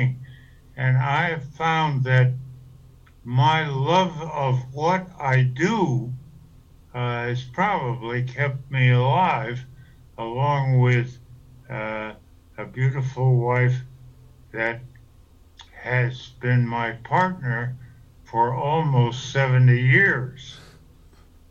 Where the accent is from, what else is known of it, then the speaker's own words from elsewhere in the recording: Hartford, Connecticut, United States; also born or lived in New Britain, Connecticut; I was born in Hartford, Connecticut in March 20th, 1926